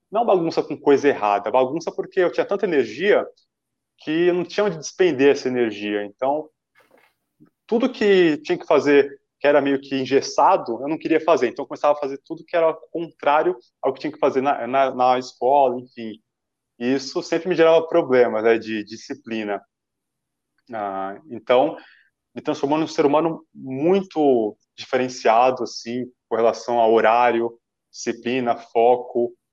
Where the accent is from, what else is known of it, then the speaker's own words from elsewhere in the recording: Santo André, São Paulo, Brazil; eu sou de Santo André, né? Sou natural de Santo André